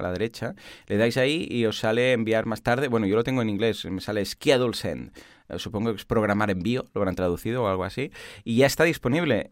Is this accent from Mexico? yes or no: no; Catalonia, Spain; somos catalanes